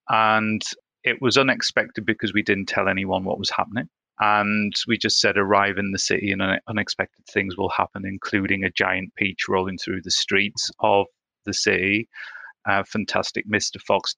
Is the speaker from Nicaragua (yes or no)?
no; Sunderland, North East England, United Kingdom; moved away; also born or lived in Belfast / Cardiff; I'm from Sunderland in Northeast England originally